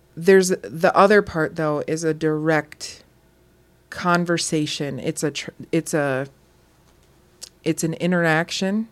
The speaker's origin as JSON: {"language": "English", "region": "Wisconsin", "country": "United States", "said": "We're from Wisconsin."}